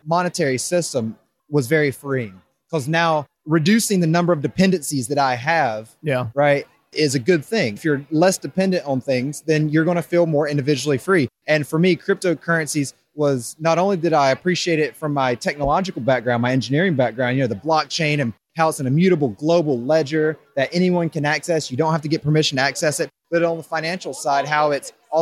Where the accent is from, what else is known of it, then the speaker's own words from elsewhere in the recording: Raleigh, North Carolina, United States; moved away as an adult; now in Denver, United States; I grew up on the East Coast my whole life. Raleigh, North Carolina is where I call home